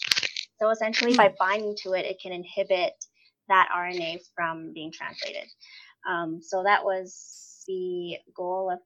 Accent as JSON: {"language": "English", "town": "Toronto", "region": "Ontario", "country": "Canada", "tie": "born or raised there", "moved": "as an adult", "lives_now": "Prince George, Canada", "said": "I grew up there my whole life"}